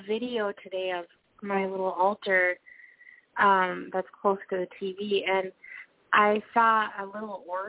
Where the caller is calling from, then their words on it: Minnesota, United States; I'm calling again. I hope that's okay. I'm calling from Minnesota.